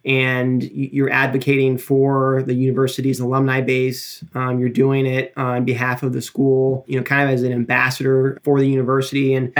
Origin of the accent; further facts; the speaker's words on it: New Philadelphia, Ohio, United States; also born or lived in Athens, Ohio / Cleveland, Ohio; I grew up in New Philadelphia, Ohio, which is about an hour and a half south of Cleveland.